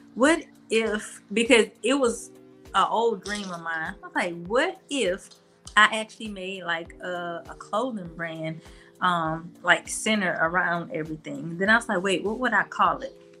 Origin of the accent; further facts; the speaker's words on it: Mobile, Alabama, United States; I'm from Mobile